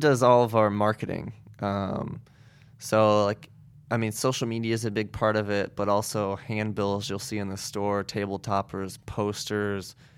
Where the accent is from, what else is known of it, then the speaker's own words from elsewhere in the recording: Goshen, Indiana, United States; now in South Bend, United States; I grew up in Goshen